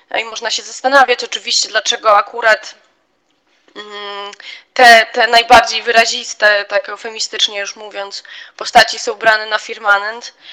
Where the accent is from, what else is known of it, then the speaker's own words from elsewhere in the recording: Białystok, Podlaskie Voivodeship, Poland; jestem z Białego Stoku